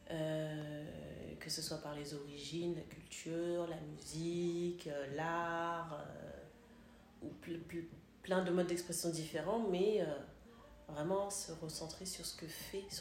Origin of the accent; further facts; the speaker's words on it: Kinshasa, DR Congo; now in Paris, France; je suis …, j'ai 36 ans, je suis congolaise.